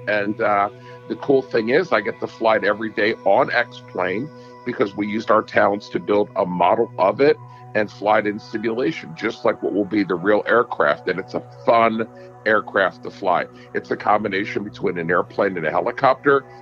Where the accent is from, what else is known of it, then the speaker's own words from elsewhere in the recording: Horsham Township, Pennsylvania, United States; I was born and raised in Horsham Township